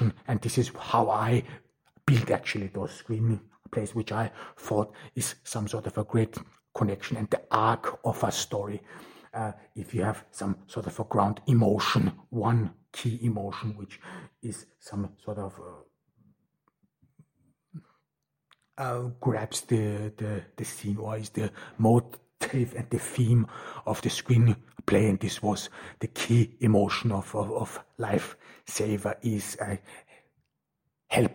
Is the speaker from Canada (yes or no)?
no; Austria; first language German; English is a second language; moved away; I'm a Turkish migrant who was born in Austria and grew up in Austria. I mean, German is my mother tongue.